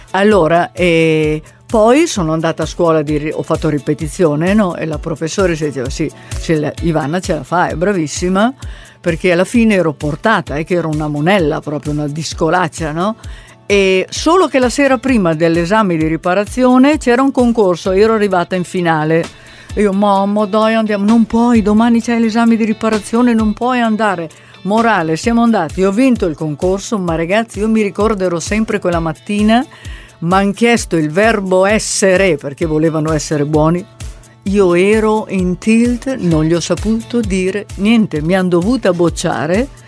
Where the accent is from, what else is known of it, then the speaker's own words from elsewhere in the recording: Italy; Cioè l'italiano è comunque la mia lingua, perciò ho scoperto questo mondo.